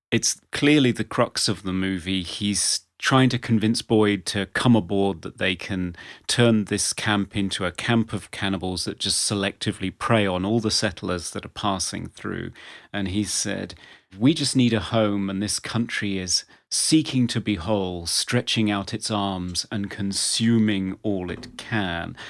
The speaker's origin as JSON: {"language": "English", "region": "England", "country": "United Kingdom", "said": "as an English person"}